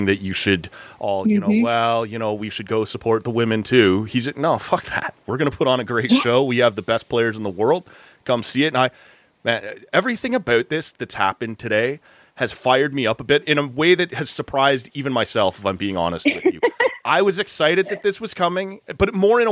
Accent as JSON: {"language": "English", "town": "Toronto", "region": "Ontario", "country": "Canada", "tie": "born or raised there", "moved": "yes", "lives_now": "Ottawa, Canada", "said": "my hometown Toronto"}